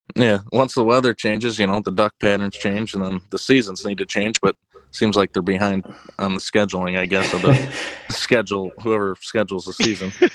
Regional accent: Ottawa, Illinois, United States; I'm from Ottawa, Illinois

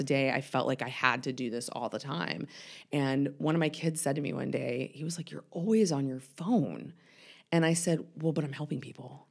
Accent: Atlanta, Georgia, United States; I am born and raised in Atlanta, um, Northside Hospital, which is pretty rare

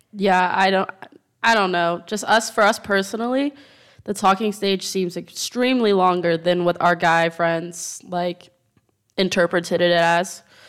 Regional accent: United States; moved away as an adult; now in Madrid, Spain; I'm American

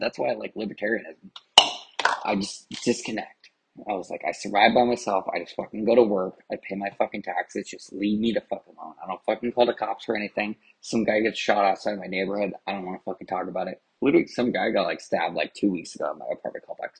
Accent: Anaheim, California, United States; moved away as an adult; also born or lived in Garden Grove, California / Santa Ana, California; now in Mesa, United States; I'm originally from Orange County, California, particularly Anaheim, California. I lived in Garden Grove and I went to high school in Garden Grove for a little bit of my life.

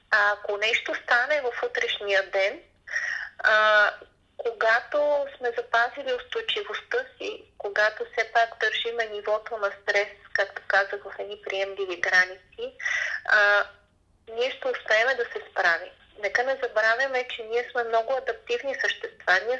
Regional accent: Bulgaria; винаги ние българите сме се подценявали

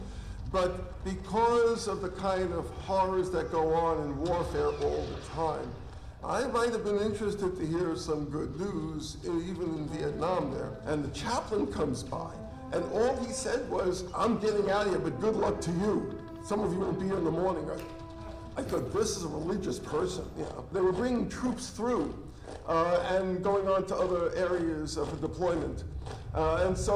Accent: New York City, New York, United States; I grew up in New York City, so you'll pardon me, I'm still learning English

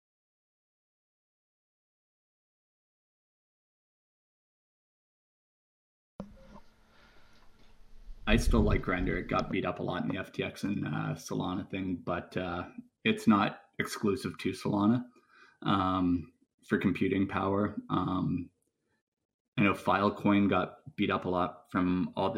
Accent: Canada; for being Canadian

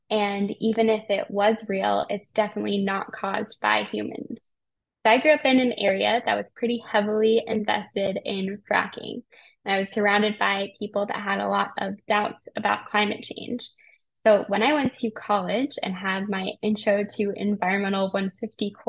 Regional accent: Colorado, United States; I grew up in Colorado. And I had the Rocky Mountains as a backdrop to my entire life.

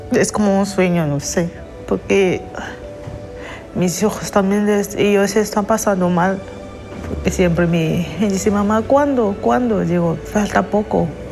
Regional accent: Cameroon; moved away as an adult; now in Spain; Salí de Camerún porque me estaba amenazando y amenazando también a mi familia. Por eso decidí de salir de mi país.

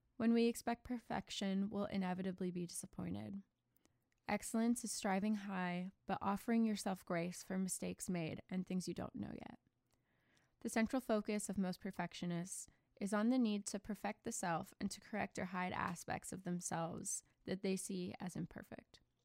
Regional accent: United States; I'm American

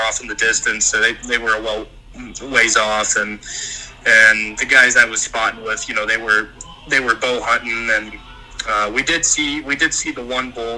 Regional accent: Ohio, United States; moved away as an adult; now in Montana, United States; we come from Ohio

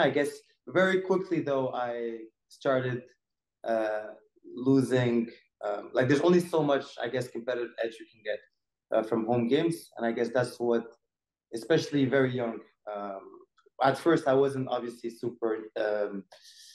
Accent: Morocco; growing up in Morocco

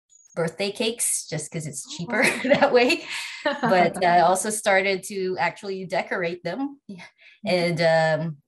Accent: Philippines; now in Canada; I was born and raised in the Philippines, and I'm now living in Canada with my husband and two young boys

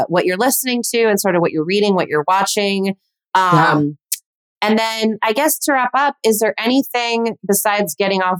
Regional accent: Burbank, California, United States; Born and raised Burbank

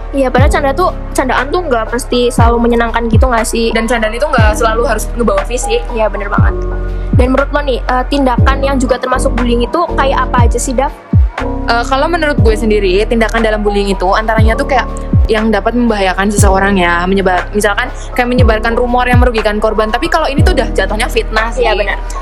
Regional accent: Purwokerto, Central Java, Indonesia; gue asli Purwokerto aja sih

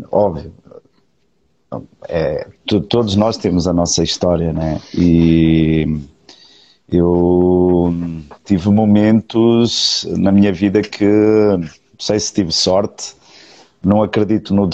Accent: Portugal; now in Brazil; eu, eu, já, eu já me esqueci quase do, do linguajar português

